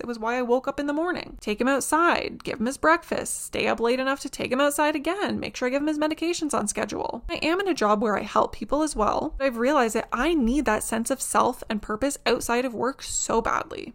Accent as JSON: {"language": "English", "country": "Canada", "said": "being Canadian is a little bit trickier"}